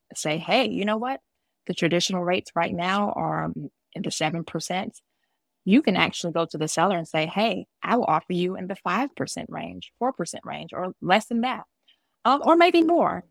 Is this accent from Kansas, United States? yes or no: no; Georgia, United States; also born or lived in New Jersey / East Coast; now in Maryland, United States; I was born in Jersey and I was raised in Georgia. So I was born a Jersey girl and raised a Georgia peach, and I've lived up and down the East Coast.